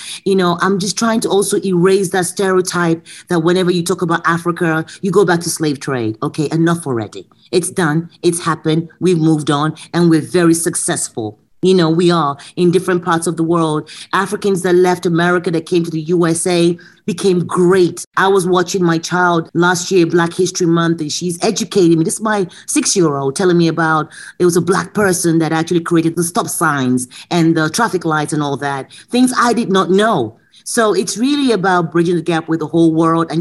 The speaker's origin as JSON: {"language": "English", "region": "London", "country": "United Kingdom", "tie": "born or raised there", "also_born_or_lived": "Lagos, Nigeria", "moved": "as an adult", "lives_now": "Chicago, United States", "said": "Being British and being raised in London"}